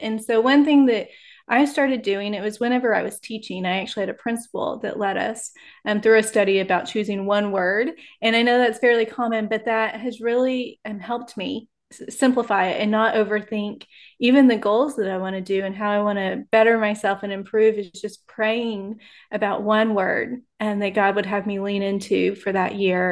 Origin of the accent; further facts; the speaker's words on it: Texas, United States; now in Oklahoma City, United States; I grew up in Texas, and now I'm in Oklahoma City